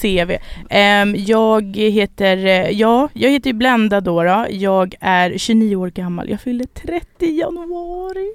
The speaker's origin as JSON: {"language": "Swedish", "country": "Sweden", "tie": "born or raised there", "said": "Jag är född här"}